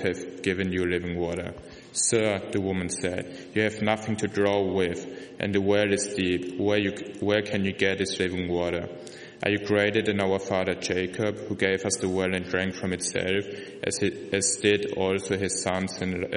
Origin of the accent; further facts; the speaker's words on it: Germany; English is a second language; moved away; I'm from Germany